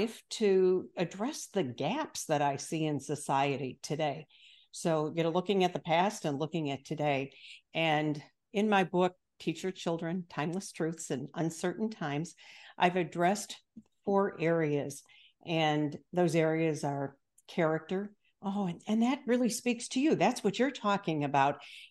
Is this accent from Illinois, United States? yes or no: yes; Chicago, Illinois, United States; I'm from the Midwest as well, the Chicago area